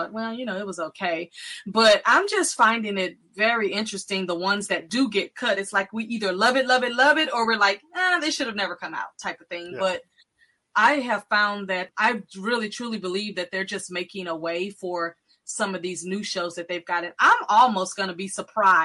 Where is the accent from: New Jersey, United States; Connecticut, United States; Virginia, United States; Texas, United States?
Texas, United States; I'm from Texas